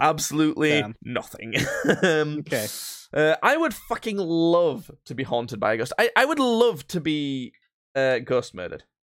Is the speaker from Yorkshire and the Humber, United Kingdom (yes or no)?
yes; Yorkshire and the Humber, United Kingdom; we're from Yorkshire